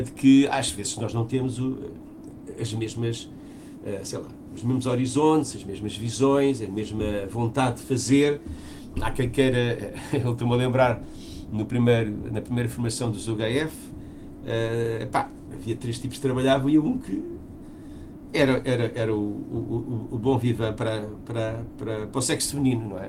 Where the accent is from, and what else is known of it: Portugal